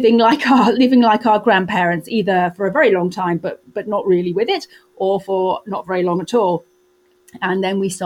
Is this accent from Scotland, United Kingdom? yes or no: no; Wales, United Kingdom; I grew up in Wales with no car